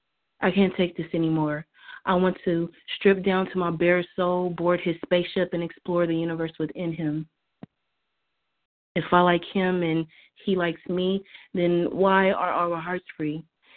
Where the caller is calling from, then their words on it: California, United States; This is Authentically Speaking. I'm calling from California.